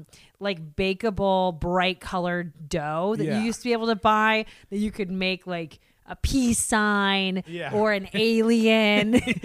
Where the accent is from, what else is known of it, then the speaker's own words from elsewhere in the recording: Seattle, Washington, United States; now in Los Angeles, United States; growing up in Seattle, slightly post grunge